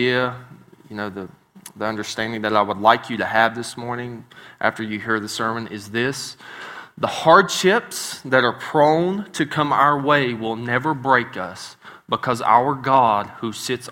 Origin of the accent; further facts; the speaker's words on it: West Virginia, United States; moved away; I'm a hillbilly from West Virginia. So I do not pronounce words right sometimes